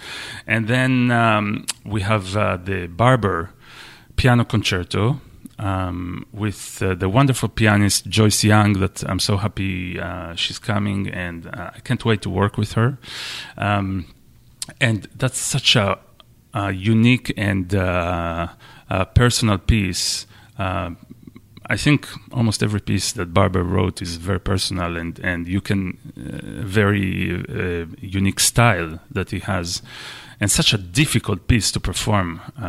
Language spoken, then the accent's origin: English; Israel; English is a second language; moved away as an adult; now in United States; I'm Israeli. I'm from Israel. And I came to the U.S. 10 years ago, something like that, to study at the University of Michigan.